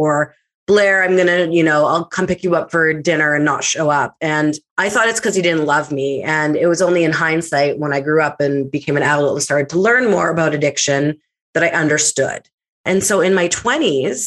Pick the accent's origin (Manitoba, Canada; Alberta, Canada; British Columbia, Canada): Manitoba, Canada; Winnipeg; born and raised in Winnipeg, Manitoba, I am a child of divorce.